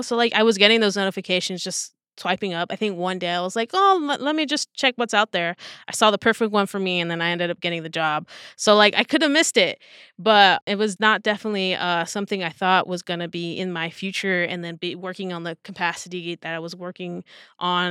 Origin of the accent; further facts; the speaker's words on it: Southern California, United States; born and raised in Southern California. So, like, L A was only about an hour away